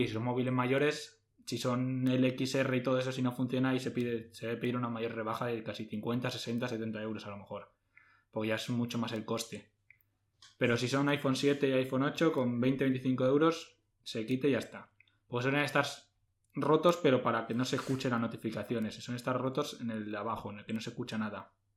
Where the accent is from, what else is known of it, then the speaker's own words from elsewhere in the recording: Madrid, Community of Madrid, Spain; nosotros somos de Madrid